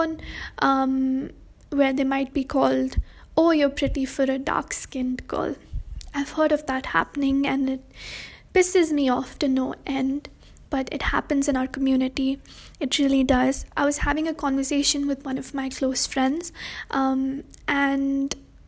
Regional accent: India; I'm brown, I'm Indian, and I am a girl

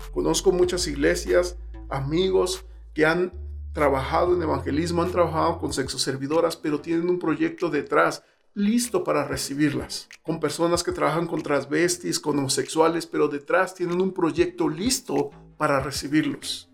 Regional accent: Mexico City, Mexico; Yo soy del, del DF, la Ciudad de México.

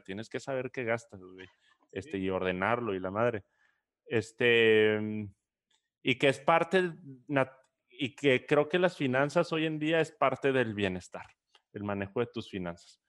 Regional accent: Chihuahua, Mexico; now in Monterrey, Mexico; Yo ni soy regio, yo soy chihuahuense

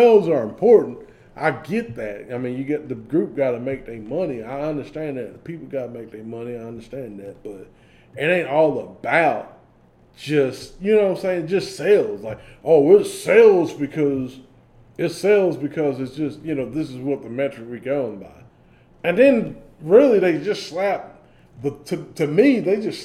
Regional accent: the South, United States; I'm from the South

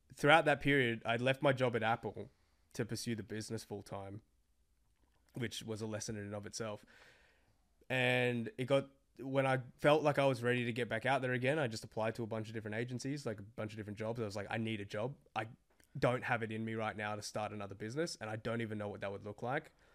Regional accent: Australia; I'm this Australian Asian dude

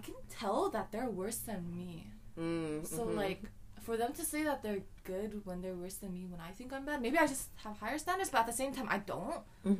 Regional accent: Vancouver, British Columbia, Canada; Maybe it's because I'm from Vancouver.

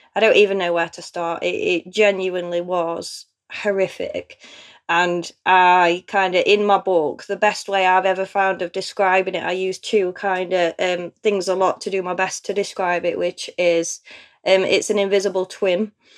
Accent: Chesterfield, East Midlands, United Kingdom; I'm from Chesterfield in Derbyshire. So apparently, we have a very strong accent here.

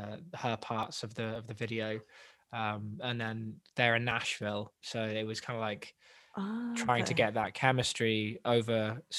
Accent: Wales, United Kingdom; accent: English; also born or lived in England; I'm born English, but I've lived in Wales since I was 8, and I'm in my 20s now.

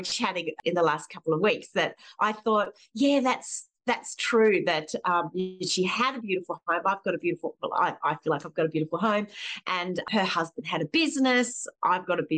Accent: Springwood, New South Wales, Australia; I grew up in Springwood in the Blue Mountains

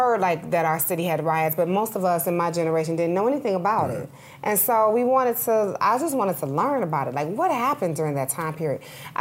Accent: Detroit, Michigan, United States; my hometown because I'm from Detroit, Michigan.

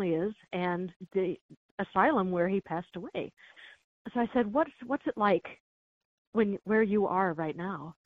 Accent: Chicago, Illinois, United States; I grew up in the Chicago area.

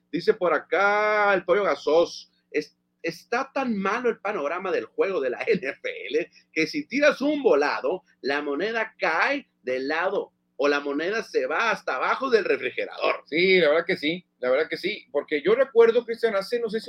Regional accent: Mexico; No porque somos mexicanos, no, pero ve lo que hizo con el Real Madrid.

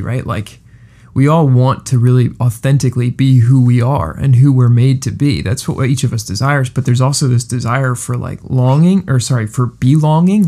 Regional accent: Coatesville, Pennsylvania, United States; also born or lived in West Chester, Pennsylvania / Tennessee; I'm from Coatesville. I'm from right down the road

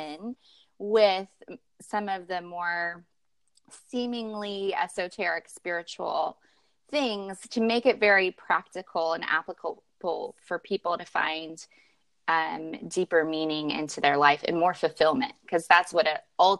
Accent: Kentucky, United States; moved away as an adult; now in California, United States; I am a Kentucky girl at heart. I grew up in the South and relocated to California not too long ago, about 4 years ago

